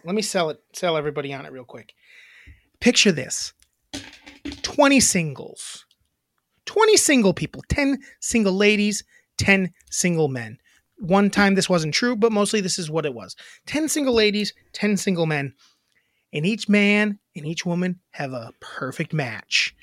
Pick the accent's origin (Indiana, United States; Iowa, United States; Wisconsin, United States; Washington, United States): Wisconsin, United States; I'm from Wisconsin